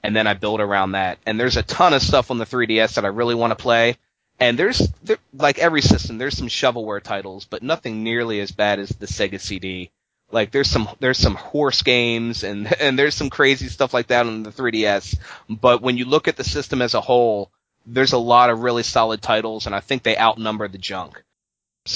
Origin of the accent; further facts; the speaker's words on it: Baltimore, Maryland, United States; I'm from Baltimore.